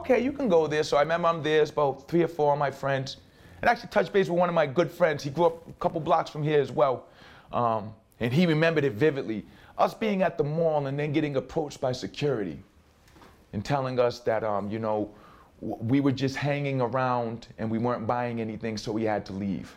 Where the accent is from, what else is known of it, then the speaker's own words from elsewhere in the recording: Providence, Rhode Island, United States; growing up here in Mount Hope